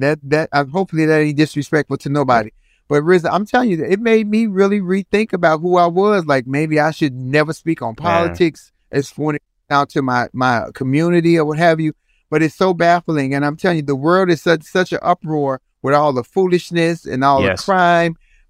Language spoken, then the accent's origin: English; Chicago, Illinois, United States; I'm from Chicago